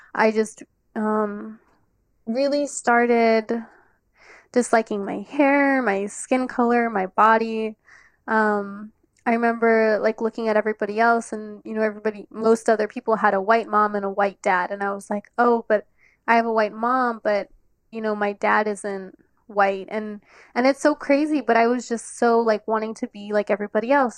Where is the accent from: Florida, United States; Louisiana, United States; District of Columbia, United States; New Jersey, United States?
District of Columbia, United States; Washington; I'm from Washington, D C, born and raised.